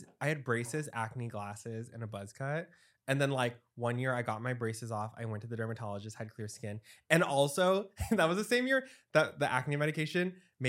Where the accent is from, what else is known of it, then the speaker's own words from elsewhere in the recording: Dallas, Texas, United States; I'm from Dallas.